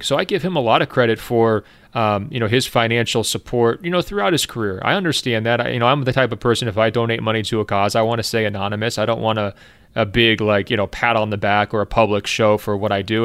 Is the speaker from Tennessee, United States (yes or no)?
no; Oregon, United States; I'm just from Oregon over here on the West Coast